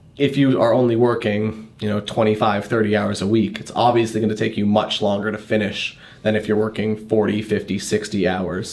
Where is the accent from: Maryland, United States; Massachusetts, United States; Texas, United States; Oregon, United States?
Massachusetts, United States; Boston; I grew up around Boston